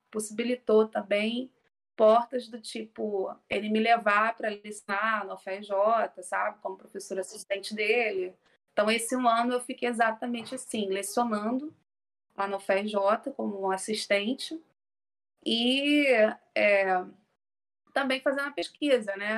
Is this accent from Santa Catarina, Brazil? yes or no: no; Rio de Janeiro, Brazil; accent: carioca; eu sou carioca, né? Acho que o sotaque já está deixando bem claro